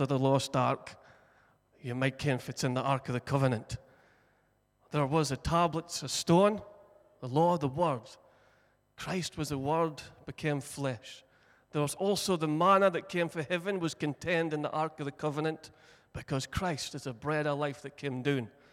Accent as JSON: {"language": "English", "area": "Broch", "region": "Scotland", "country": "United Kingdom", "tie": "born or raised there", "said": "born and bred in the Brough, broughed up"}